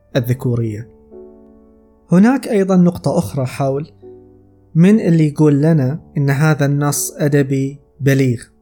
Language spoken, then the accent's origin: Arabic; Saudi Arabia; عندنا في السعودية